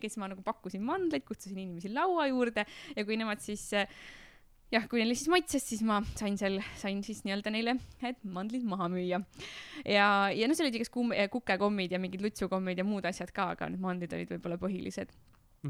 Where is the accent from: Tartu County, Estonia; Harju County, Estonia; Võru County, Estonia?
Tartu County, Estonia; Tartu; ma olen Tartust pärit ja siis ma Tartu linna peal müüsin jäätist